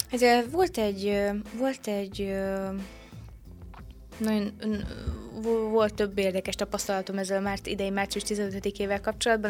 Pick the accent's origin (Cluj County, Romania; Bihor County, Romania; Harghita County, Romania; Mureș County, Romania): Bihor County, Romania; Săcueni; also born or lived in Oradea (born); itt, ö, nevelkedtem születésemtől fogva